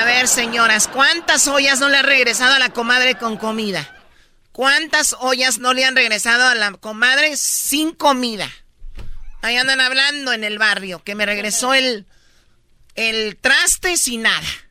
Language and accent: Spanish; Tepatitlán, Jalisco, Mexico; yo soy de Tepatitlán